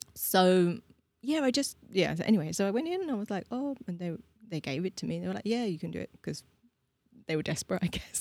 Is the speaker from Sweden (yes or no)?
no; London, United Kingdom; moved away as an adult; now in Prague, Czech Republic; I grew up in London